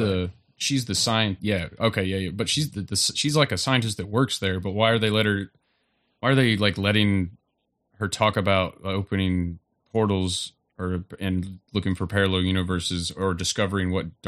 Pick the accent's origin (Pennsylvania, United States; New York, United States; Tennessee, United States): Tennessee, United States; Roane County; I grew up in Roan County